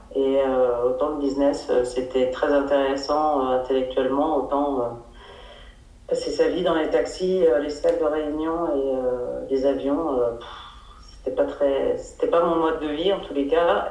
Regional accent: Paris, Île-de-France, France; moved away as an adult; also born or lived in South Africa; now in Alpes-de-Haute-Provence, France; je suis parisienne d'origine. J'ai toujours essayé de, m'envoler de Paris.

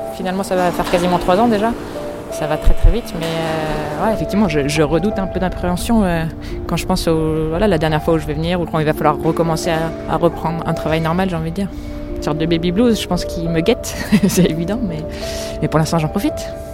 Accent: Paris, Île-de-France, France; Je suis parisienne, je suis née à Paris, j'ai toujours vécu à Paris

